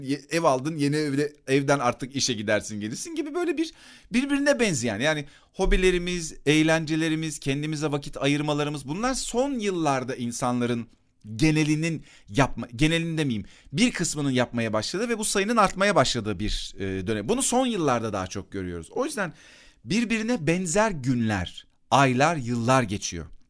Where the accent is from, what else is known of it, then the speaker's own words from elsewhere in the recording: Akyazı, Sakarya, Turkey; küçükken benim bulunduğum mahallede Akyazı'da